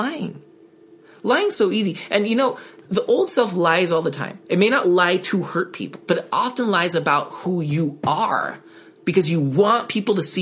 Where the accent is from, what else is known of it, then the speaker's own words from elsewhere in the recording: United States; I'm an American too